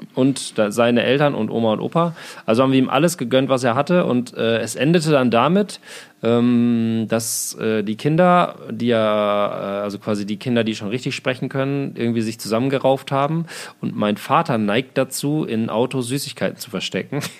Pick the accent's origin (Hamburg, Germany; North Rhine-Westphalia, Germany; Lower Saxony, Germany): Lower Saxony, Germany; Osnabrück; now in Berlin, Germany; aus meinem Heimatdorf, aus Osnabrück